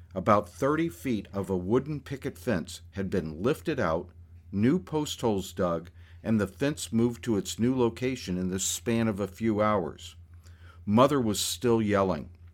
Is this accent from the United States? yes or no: yes; the American South, United States; one other Southerner in the office besides myself